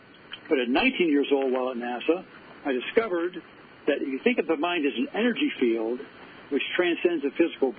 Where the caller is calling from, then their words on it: Cortez, Colorado, United States; I'm calling in from Cortez, Colorado, which, as you know, is right next to Mesa Verde